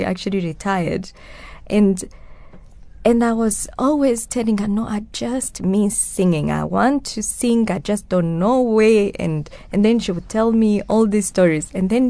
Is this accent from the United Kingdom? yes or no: no; Rwanda; first language Kinyarwanda; English is a second language; Actually, we sang this a lot in my mother tongue as a hymn. I grew up with hymns. I know a lot of hymns. yes, I grew up with this in the Kinyarwanda hymns.